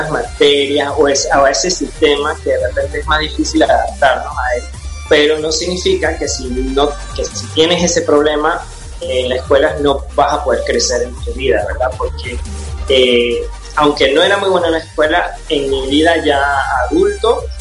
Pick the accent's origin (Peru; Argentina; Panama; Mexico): Panama; also born or lived in United States; yo nací en Estados Unidos, me vine a Panamá a una edad muy, muy temprana, casi a los cuatro años